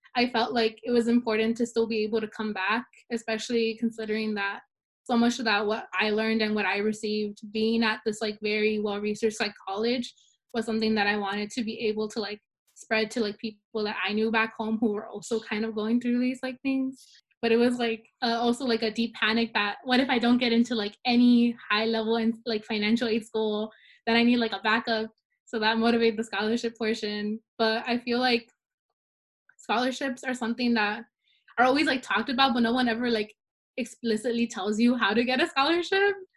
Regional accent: Salinas, California, United States; I was born and raised in Salinas

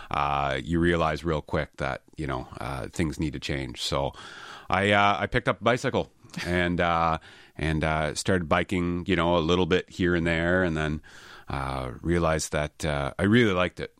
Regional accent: Halifax, Nova Scotia, Canada; I'm born and raised in Halifax, so I've been a Halifax boy my whole life.

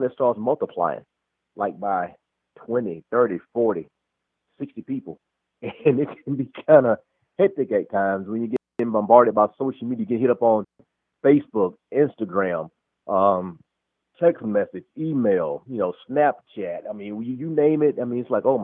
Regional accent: Alabama, United States; now in Atlanta, United States; I'm originally from Alabama. I live here just outside of Atlanta, Georgia right now.

